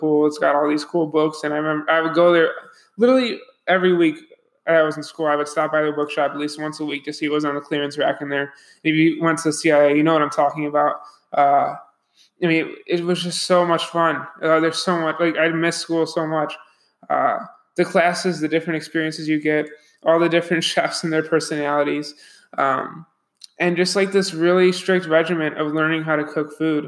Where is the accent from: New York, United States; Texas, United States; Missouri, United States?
New York, United States; Buffalo; moved away as an adult; I'm from Buffalo, New York